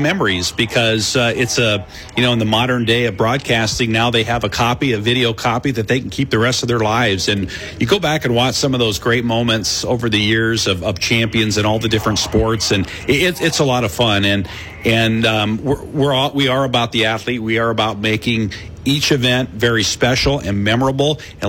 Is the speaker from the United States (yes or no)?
yes; Michigan, United States; now in Iowa, United States; I came from Northern Michigan. Wrestling was we had it, but it wasn't like it is here in Iowa.